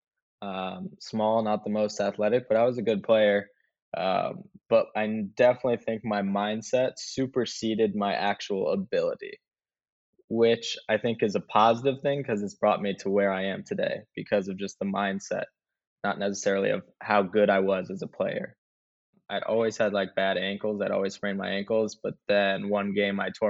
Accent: Anchorage, Alaska, United States; now in Houston, United States; I was born in Anchorage, Alaska. I'm an Alaskan boy

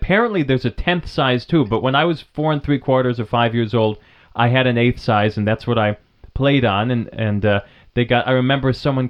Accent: New Hampshire, United States; the local science museum in Vermont, across the river from where I grew up in New Hampshire

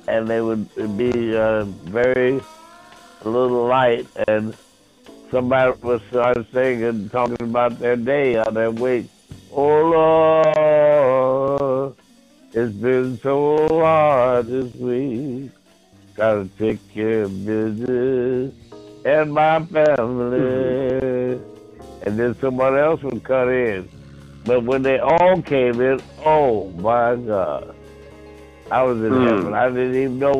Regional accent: Kentucky, United States; I'm from Kentucky

